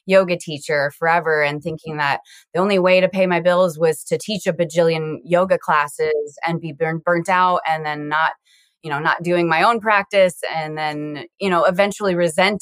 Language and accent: English; Iowa, United States; also born or lived in South Dakota; now in Sioux Falls, United States; I am currently living in South Dakota, and I grew up in Iowa.